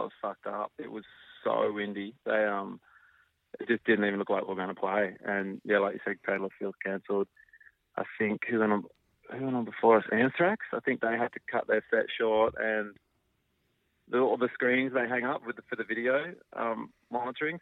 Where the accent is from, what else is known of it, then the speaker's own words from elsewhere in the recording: Australia; we're Australian